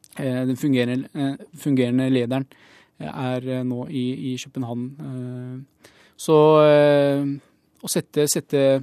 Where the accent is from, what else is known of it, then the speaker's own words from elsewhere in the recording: Bahrain; now in Norway; jeg kommer opprinnelig fra Bahrain